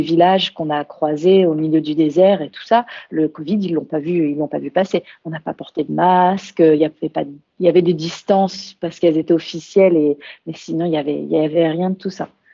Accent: Burgundy, Bourgogne-Franche-Comté, France; moved away as an adult; also born or lived in Australia / Lyon; On est originaire de Bourgogne euh, dans Lyon

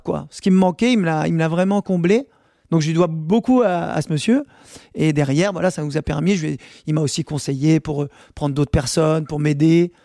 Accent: France; nous, on aime bien cette place en tant que Français

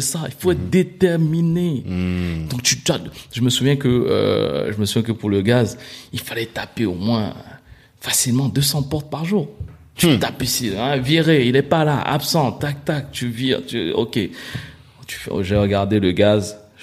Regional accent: Cameroon; also born or lived in Abidjan, Côte d'Ivoire; now in Paris, France; né à Paris, mais grandi au Cameroun, revenu à Paris

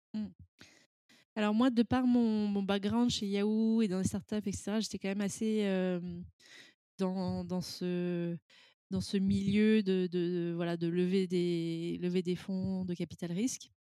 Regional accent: France; now in London, United Kingdom; je suis française

